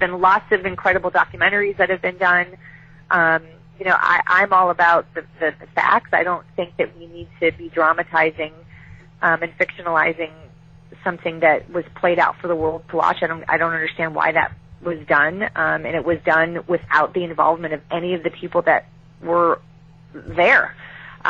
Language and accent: English; Chicago, Illinois, United States; I was raised as in Chicago